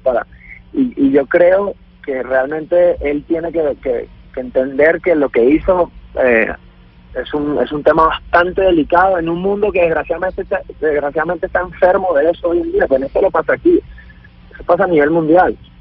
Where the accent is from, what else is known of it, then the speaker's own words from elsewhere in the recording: Venezuela; moved away; somos millones los venezolanos